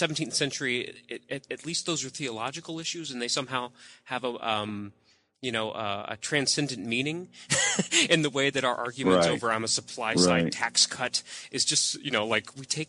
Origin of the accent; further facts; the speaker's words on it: Deep South, United States; I grew up in the Deep South. Not many Mormons, at least.